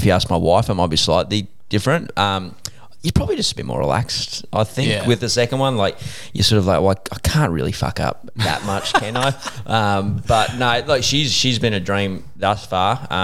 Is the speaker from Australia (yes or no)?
yes; Beaudesert, Queensland, Australia; we came from Beaudesert